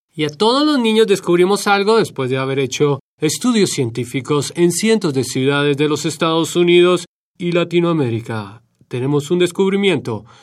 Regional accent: Bogotá, Colombia; now in Washington, D.C., United States; de Colombia nos fuimos al distrito de Columbia

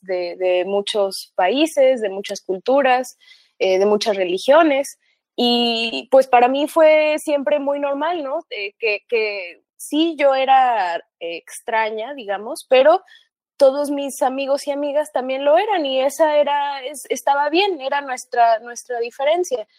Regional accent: Riverside, California, United States; also born or lived in Xalapa, Veracruz, Mexico; yo nací en Jalapa, pero a los tres meses de nacida eh, mis papás se fueron becados a Estados Unidos y me llevaron con ellos, así que crecí allá, crecí en, una ciudad chiquita en California, como a una hora de Los Ángeles, que se llama Riverside

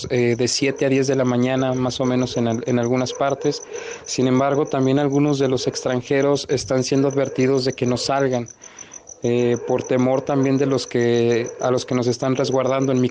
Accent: Mexico; me entero en ese entonces cuando yo ingreso que somos aproximadamente 30 mexicanos varados.

